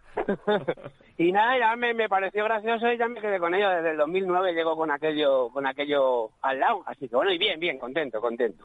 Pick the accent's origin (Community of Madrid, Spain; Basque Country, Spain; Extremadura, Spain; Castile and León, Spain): Community of Madrid, Spain; Leganés; soy muy pepinero, soy muy de Leganés